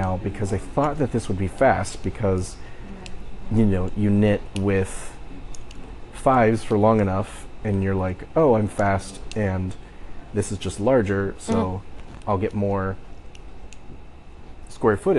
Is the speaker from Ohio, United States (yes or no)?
yes; Ohio, United States; I'm from Ohio